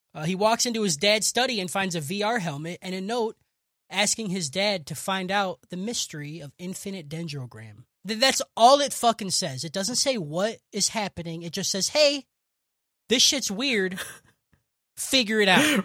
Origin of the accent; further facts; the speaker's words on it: United States; I'm fucking American